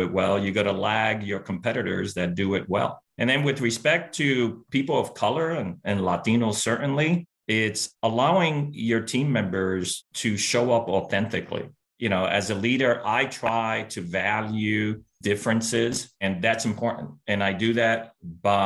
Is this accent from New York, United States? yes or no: yes; New York City, New York, United States; first language Spanish; English is a second language; I was born and raised in Brooklyn, New York, to a working class family in a working class neighborhood